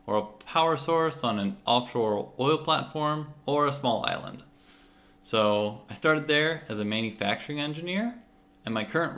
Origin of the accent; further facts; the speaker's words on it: St. Louis, Missouri, United States; moved away as an adult; also born or lived in Houston, Texas; now in San Diego, United States; I grew up in St. Louis, Missouri